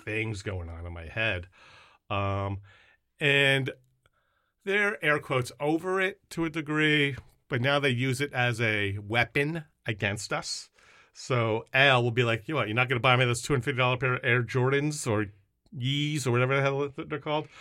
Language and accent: English; Long Island, New York, United States; moved away as an adult; now in Massachusetts, United States; a Jewish kid growing up in Long Island